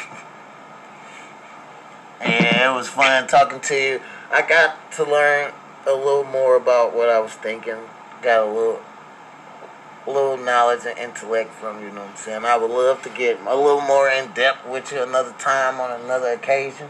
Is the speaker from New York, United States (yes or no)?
no; East St. Louis, Illinois, United States; moved away as an adult; also born or lived in Washington; now in Missouri, United States; I grew up in East St. Louis, Illinois